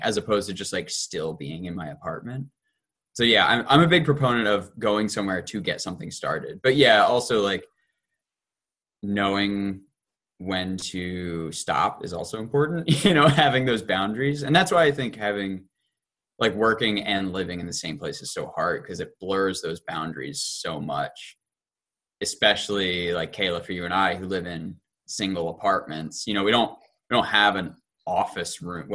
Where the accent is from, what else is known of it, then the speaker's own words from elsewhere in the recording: Delaware, United States; I grew up in Delaware, so my parents live nearby